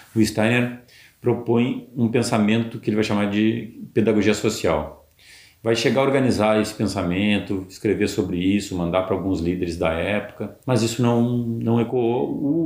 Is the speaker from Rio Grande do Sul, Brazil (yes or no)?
yes; interior of Rio Grande do Sul, Brazil; also born or lived in Porto Alegre; Eu sou do interior do Rio Grande do Sul